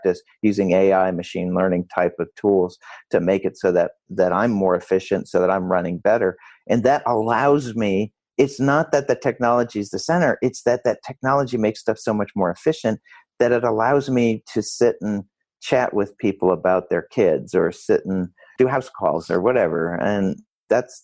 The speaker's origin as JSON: {"language": "English", "town": "Rochester", "region": "New York", "country": "United States", "tie": "born or raised there", "said": "I grew up in Rochester, New York"}